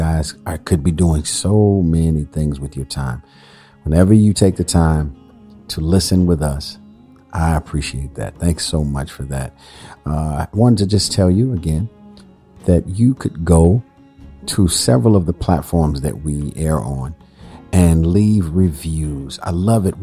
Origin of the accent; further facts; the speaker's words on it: Chicago, Illinois, United States; I am from Chicago